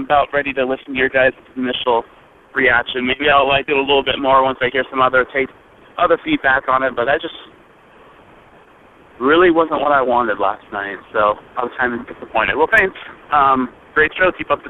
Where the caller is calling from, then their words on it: United States; I'm calling from Washington